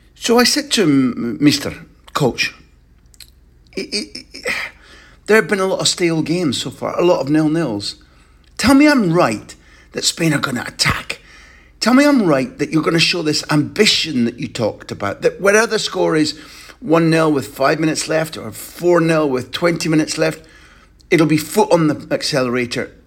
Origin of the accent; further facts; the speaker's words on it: Scotland, United Kingdom; I'm a Scot